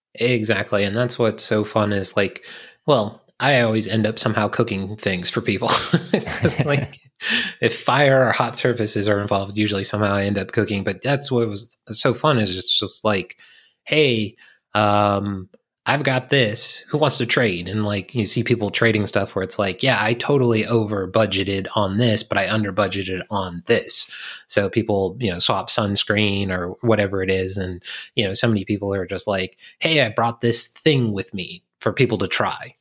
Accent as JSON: {"language": "English", "region": "Virginia", "country": "United States", "said": "I'm from Virginia"}